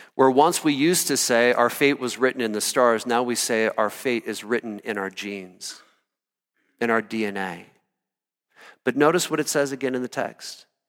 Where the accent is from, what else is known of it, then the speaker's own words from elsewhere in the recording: Iowa, United States; moved away as an adult; also born or lived in Colorado; I grew up in Iowa